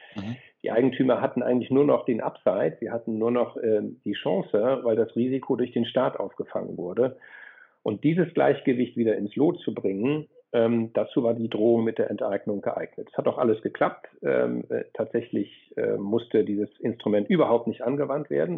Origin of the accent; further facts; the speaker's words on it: Flensburg, Schleswig-Holstein, Germany; moved away as an adult; also born or lived in Freiburg; Ich komme ursprünglich aus Flensburg, also genau an das andere Ende der Republik.